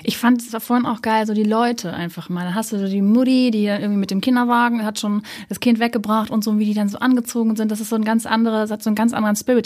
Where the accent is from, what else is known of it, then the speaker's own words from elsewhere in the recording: Hamburg, Germany; ich komme ja auch aus Hamburg